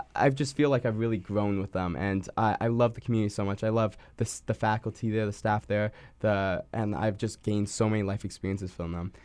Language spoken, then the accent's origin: English; Winnipeg, Manitoba, Canada; I was born here in Winnipeg